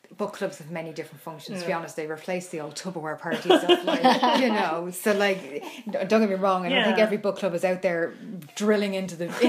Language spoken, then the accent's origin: English; Ireland; As I'm Irish